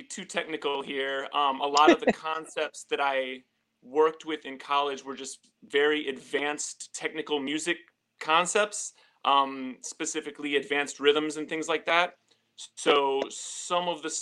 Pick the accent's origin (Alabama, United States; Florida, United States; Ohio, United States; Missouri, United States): Missouri, United States; St. Louis; moved away as an adult; now in New York City, United States; I am originally from St. Louis